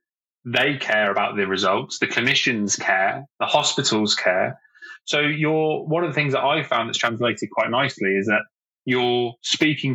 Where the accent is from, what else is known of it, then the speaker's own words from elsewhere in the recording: Oxford, South East England, United Kingdom; moved away as an adult; also born or lived in Bournemouth; Oxford United Football Club, which is my hometown club